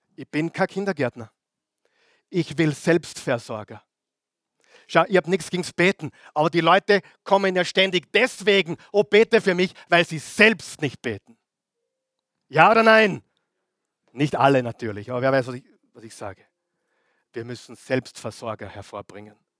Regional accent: Austria; die wir im Leben genießen dürfen, auch als Österreicher

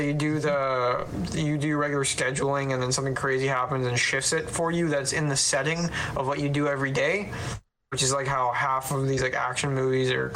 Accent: Canada; being Canadian

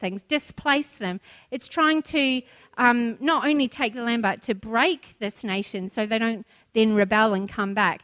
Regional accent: New Zealand; now in Australia; I'm a Kiwi

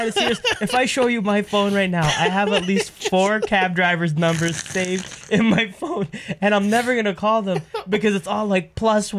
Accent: Canada; I immediately went from being Canadian … to just Egyptian …

